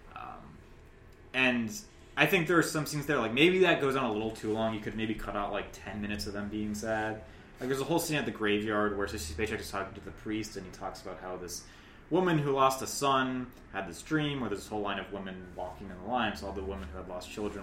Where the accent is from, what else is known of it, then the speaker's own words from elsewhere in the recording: United States; I'm American